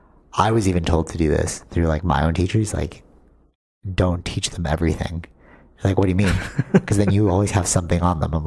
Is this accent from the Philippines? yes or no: yes; Philippines; growing up, I, like, really rebelled against the whole Catholic system being Filipino.